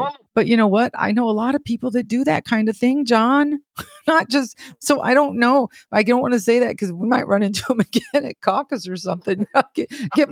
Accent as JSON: {"language": "English", "region": "Illinois", "country": "United States", "tie": "born or raised there", "moved": "yes", "said": "I was born and raised in Illinois."}